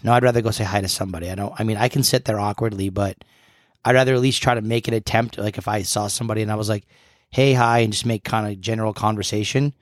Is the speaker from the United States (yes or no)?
yes; New England, United States; New Englander, born and bred.